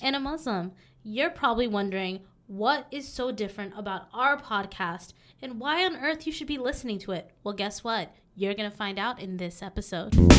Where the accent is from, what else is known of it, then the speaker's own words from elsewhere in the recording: Southern California, United States; moved away as an adult; also born or lived in South Dakota / Texas; now in Minnesota, United States; I actually was born in South Dakota. Uh, I grew up in Southern California.